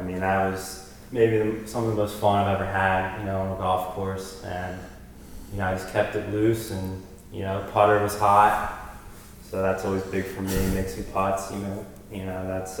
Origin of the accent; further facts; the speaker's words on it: Florida, United States; also born or lived in Philadelphia, Pennsylvania / Medford, New Jersey; I was born in Philadelphia, originally from this area, Medford, and then moved to Florida when I was, you know, 6 years old and went to school down there. And I've always come up here in the summers and stayed at my grandparents' house.